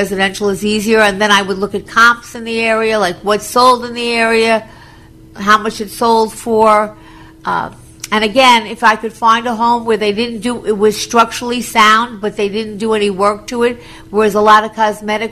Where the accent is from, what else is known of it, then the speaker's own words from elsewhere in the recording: Long Island, New York, United States; also born or lived in Florida; I was from Long Island